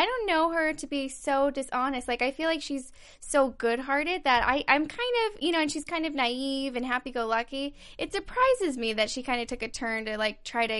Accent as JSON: {"language": "English", "town": "Las Vegas", "region": "Nevada", "country": "United States", "tie": "born or raised there", "said": "I grew up in Las Vegas, Nevada."}